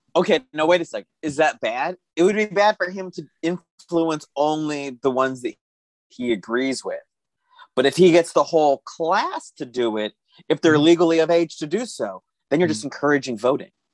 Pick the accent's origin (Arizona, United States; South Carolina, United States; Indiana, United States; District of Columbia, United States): Arizona, United States; Tucson; I grew up in Tucson, Arizona